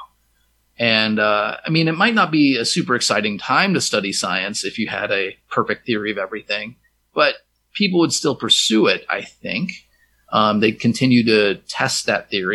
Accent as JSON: {"language": "English", "region": "Minnesota", "country": "United States", "tie": "born or raised there", "moved": "yes", "said": "my hometown of Minnesota"}